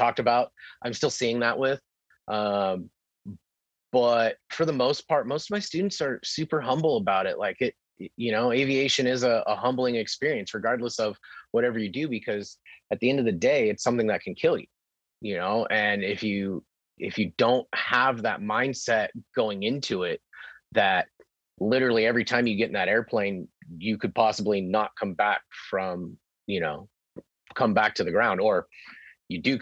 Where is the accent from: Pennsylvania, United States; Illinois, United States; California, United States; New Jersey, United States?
California, United States; Temecula; also born or lived in San Diego; I was living back in Temecula, my hometown